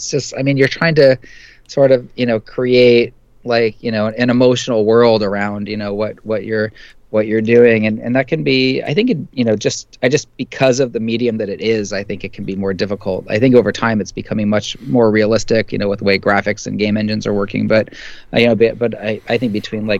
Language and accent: English; San Francisco, California, United States; I grew up in San Francisco